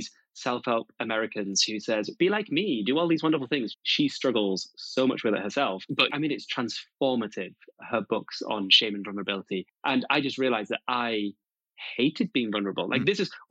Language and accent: English; United Kingdom; also born or lived in Malawi; my experience growing up here in the UK